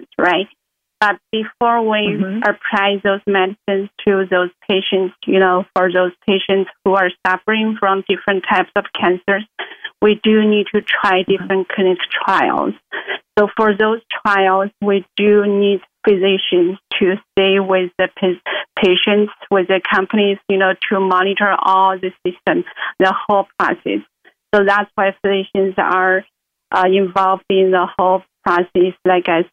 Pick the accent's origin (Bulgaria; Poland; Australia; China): China; moved away as an adult; now in Maryland, United States; I actually originally came from China. I grew up in China